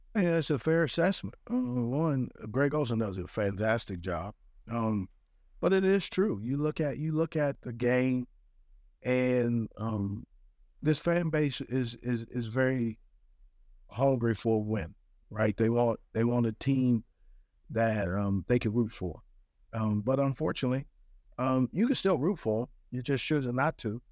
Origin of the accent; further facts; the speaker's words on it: West Coast, United States; moved away; also born or lived in Monterey, California; growing up on the West Coast